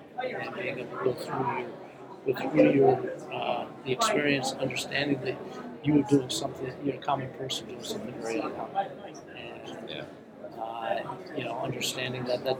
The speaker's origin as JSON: {"language": "English", "town": "Westport", "region": "Connecticut", "country": "United States", "tie": "born or raised there", "said": "when I was a youth player growing up in Westport, Connecticut"}